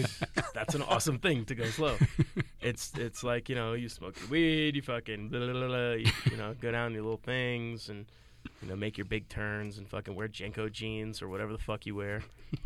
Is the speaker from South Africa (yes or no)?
no; Connecticut, United States; I'm from Connecticut.